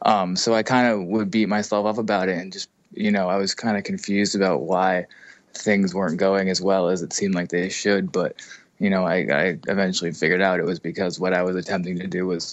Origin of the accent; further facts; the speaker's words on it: Massachusetts, United States; I was born in Massachusetts, lived in Massachusetts until I went to high school.